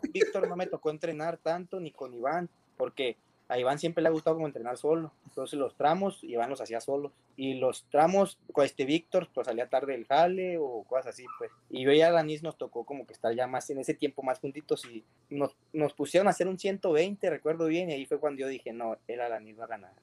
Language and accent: Spanish; Durango, Mexico; now in Monterrey, Mexico; Soy de Durango, de la Sierra de Durango, allá de Novidad Durango, donde, donde casi es así, así le dicen polvideal